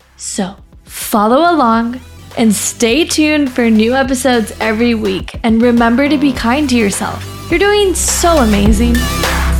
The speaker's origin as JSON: {"language": "English", "region": "California", "country": "United States", "tie": "born or raised there", "also_born_or_lived": "India", "moved": "as an adult", "lives_now": "Austin, United States", "said": "I grew up in California and lived there for about twenty-five years"}